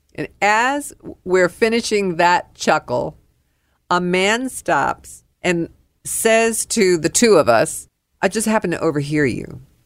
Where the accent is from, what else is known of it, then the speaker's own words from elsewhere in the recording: New York, United States; now in Dallas, United States; I am a New Yorker.